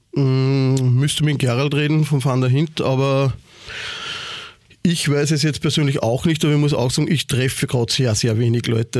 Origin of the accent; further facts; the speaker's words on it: Ried im Innkreis, Upper Austria, Austria; moved away as an adult; now in Vienna, Austria; ich komme aus Oberösterreich, ähm, aus Ried im Ingreis. Mein Vater hat damals äh, bis zum letzten Jahr einen Kulturverein dort gehabt. Also ich bin eigentlich in das ganze eingeboren, damit aufgewachsen.